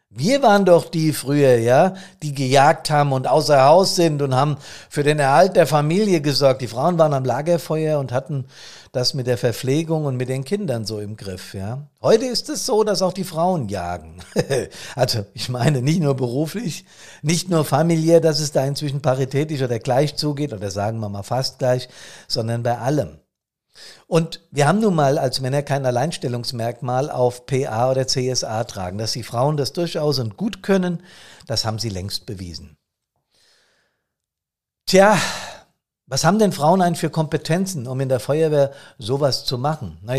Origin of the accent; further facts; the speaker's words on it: Bad Soden, Hesse, Germany; auf nassauischer, auf hessischer Ebene oder hier in meinem Taunuskreis oder in Bad Soden selbst in meiner Heimatstadt.